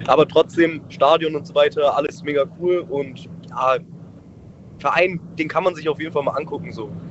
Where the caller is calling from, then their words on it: Abfalterbach, Tyrol, Austria; Hi, ich bin aus Abfalterbach.